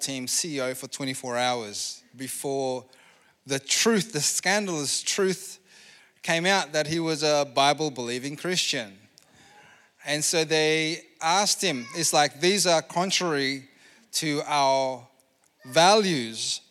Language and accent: English; Indonesia; moved away; I come from Indonesia